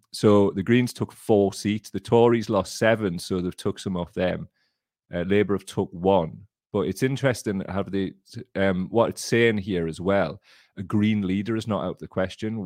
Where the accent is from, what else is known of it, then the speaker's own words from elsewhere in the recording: Blaydon constituency, North East England, United Kingdom; I grew up in the Bladen constituency